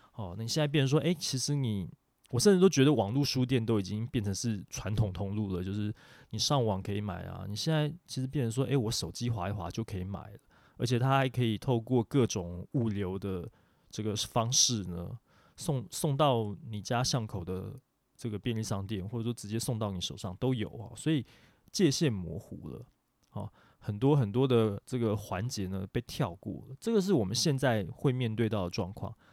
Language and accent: Chinese; Taiwan; 我们台湾这边